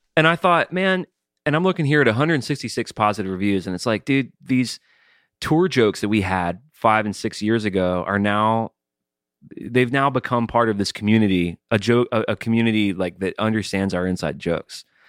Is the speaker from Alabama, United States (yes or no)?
yes; Alabama, United States; I'm from Alabama